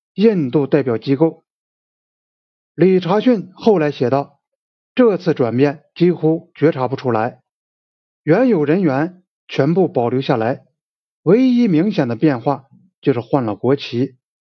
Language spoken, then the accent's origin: Chinese; China; 我们中国人